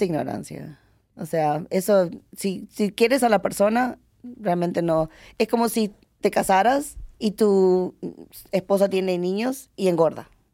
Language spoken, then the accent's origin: Spanish; Miami, Florida, United States; also born or lived in Uruguay; now in Las Vegas, United States; yo criada, obviamente en, en Miami